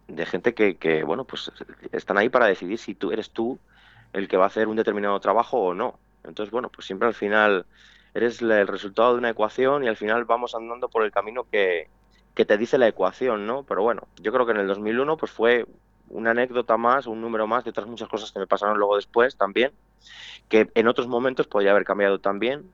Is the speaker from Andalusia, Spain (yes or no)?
no; Pedrajas de San Esteban, Castile and León, Spain; aquí en Pedrajas, en mi pueblo